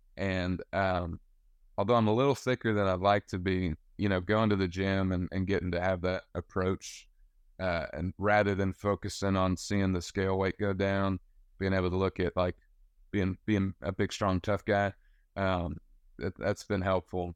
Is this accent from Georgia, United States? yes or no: yes; West Georgia, United States; now in Nashville, United States; I'm from West Georgia